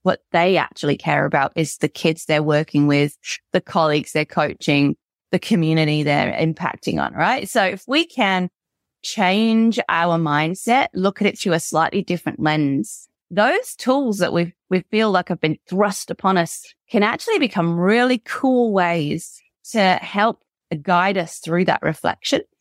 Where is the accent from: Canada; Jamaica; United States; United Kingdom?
United Kingdom; moved away as an adult; now in Australia; I'm British, right? And I moved here 12 years ago to Australia